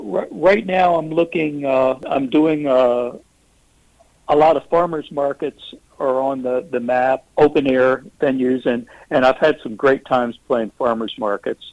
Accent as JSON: {"language": "English", "town": "Frederick", "region": "Maryland", "country": "United States", "tie": "born or raised there", "lives_now": "Hagerstown, United States", "said": "Frederick is the next big town over, and was in fact my hometown. It's where I grew up"}